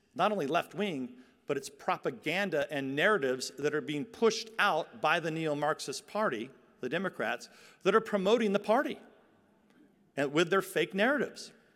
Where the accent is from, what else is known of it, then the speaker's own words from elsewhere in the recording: San Joaquin Valley, California, United States; I come from the San Joaquin Valley